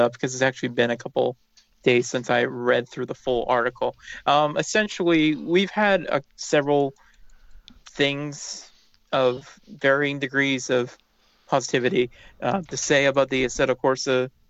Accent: United States; I'm the American on the show

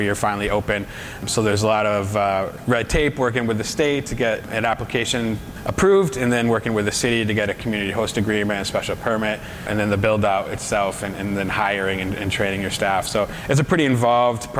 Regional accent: Massachusetts, United States; we're all from Massachusetts

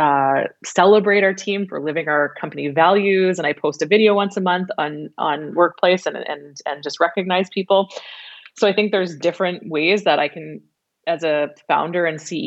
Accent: Regina, Saskatchewan, Canada; moved away as an adult; now in Vancouver Island, Canada; I was born and raised in Regina

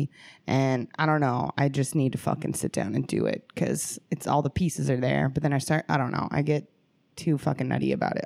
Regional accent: Santa Monica, California, United States; I'm from Santa Monica, California

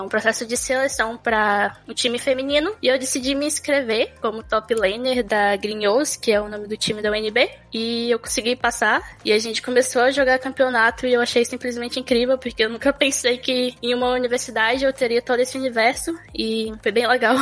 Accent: Brasília, Federal District, Brazil; moved away as an adult; now in Serbia; eu nasci em Brasília, Centro-Oeste, estado Goiás

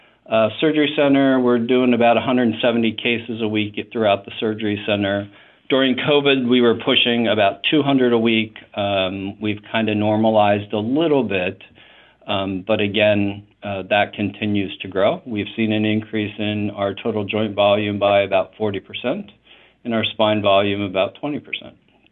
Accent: Philadelphia, Pennsylvania, United States; I grew up in Philadelphia, or raised in healthcare in Philadelphia, for the first 15 years of it in academic hospital systems.

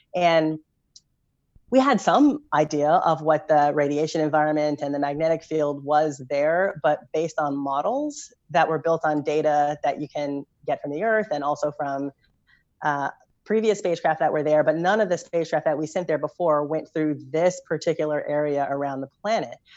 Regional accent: Louisville, Kentucky, United States; I grew up in Louisville, Kentucky

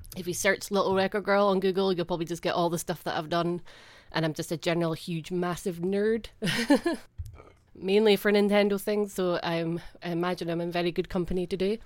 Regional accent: Scotland, United Kingdom; it's just ingrained in me as a Scottish person.

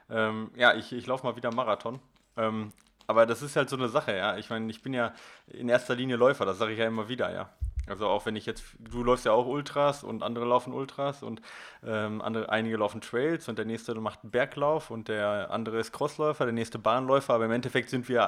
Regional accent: Dortmund, North Rhine-Westphalia, Germany; NRW-Leute. Ich, ich sage auch immer nur, ich komme aus Dortmund.

